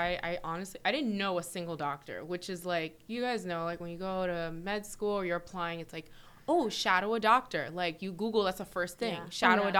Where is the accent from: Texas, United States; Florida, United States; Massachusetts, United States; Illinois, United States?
Florida, United States; South; also born or lived in New York; Yeah, I moved here. I was like 10. So it's safe to say I'm like a South Floridian.